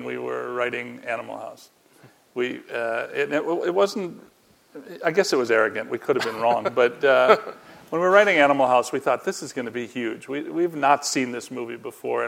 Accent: Chicago, Illinois, United States; I'm from Chicago

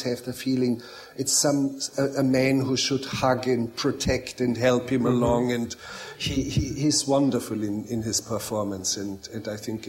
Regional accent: Bavarian Alps, Germany; also born or lived in Munich; I grew up in a very inaccessible, very remote mountain valley in the Bavarian Alps. Actually, I was born in Munich

